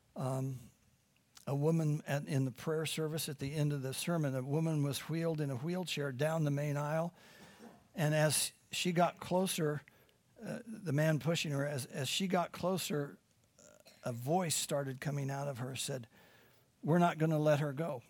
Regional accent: Midwest, United States; moved away; I'm from the Midwest

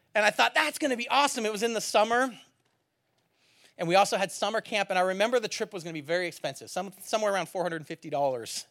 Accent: near San Francisco, California, United States; moved away; growing up near San Francisco

